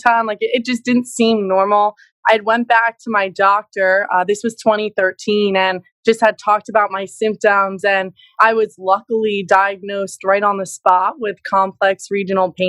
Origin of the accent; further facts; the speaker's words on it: New Jersey, United States; also born or lived in Pennsylvania; my parents had moved to New Jersey. So I've been here my whole life, a Jersey girl